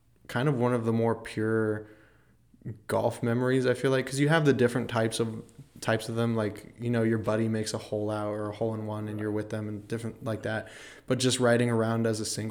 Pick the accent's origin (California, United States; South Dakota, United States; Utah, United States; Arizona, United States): California, United States; Temecula; moved away; my hometown in California, Temecula, in between LA and San Diego.